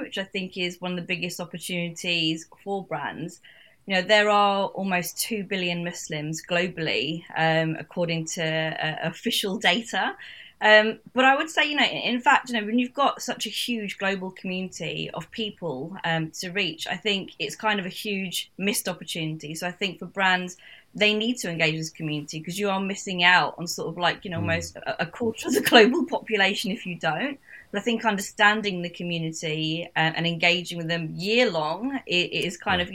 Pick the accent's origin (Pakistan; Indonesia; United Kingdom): United Kingdom; culturally I am British. I was born and lived here my whole life